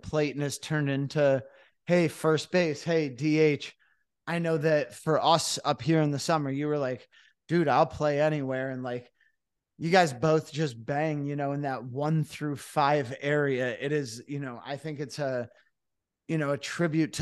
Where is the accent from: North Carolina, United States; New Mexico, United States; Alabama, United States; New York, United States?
New York, United States; Cooperstown; I'm from Cooperstown originally